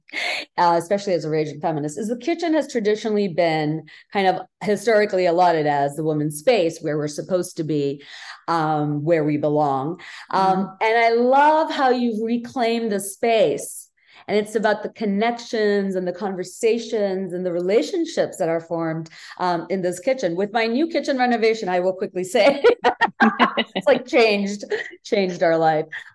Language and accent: English; Bangladesh; now in United States; I grew up in Bangladesh